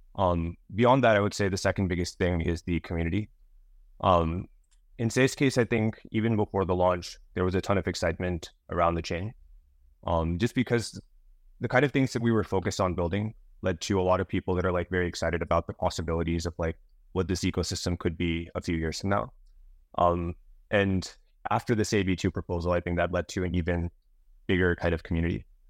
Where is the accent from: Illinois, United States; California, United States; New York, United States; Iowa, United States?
California, United States; Bay Area; I grew up in the Bay Area, so close to San Francisco